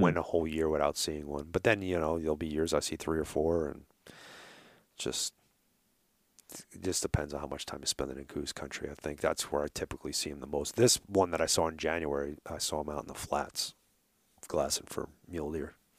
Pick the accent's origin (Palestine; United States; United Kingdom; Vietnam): United States; New York; accent: New York; moved away; if you haven't noticed my accent